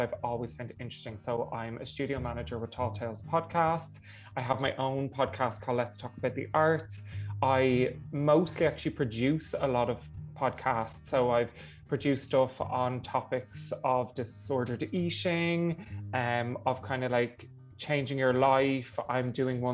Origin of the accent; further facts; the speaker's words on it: Dublin, Leinster, Ireland; I'm from Dublin